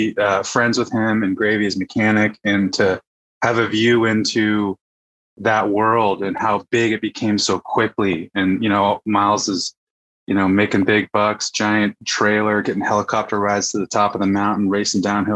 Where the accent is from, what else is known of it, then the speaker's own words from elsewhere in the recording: Fairfax, California, United States; also born or lived in Woodacre, California; I grew up in Fairfax, California, you know, went to school here, went to high school here